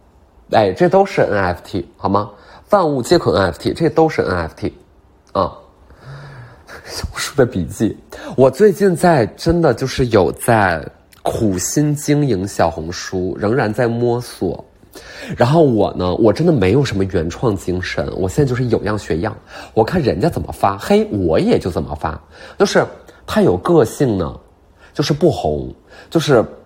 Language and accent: Chinese; Beijing, China; 我觉得我就是能在卡布奇诺小区做一个属于咱们北京人的阿那亚